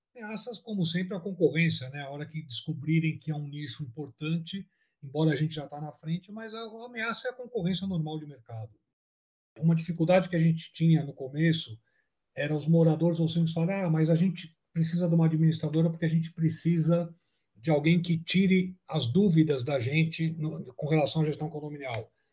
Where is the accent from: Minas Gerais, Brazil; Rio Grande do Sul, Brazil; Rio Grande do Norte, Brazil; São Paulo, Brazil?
São Paulo, Brazil; nós somos de São Paulo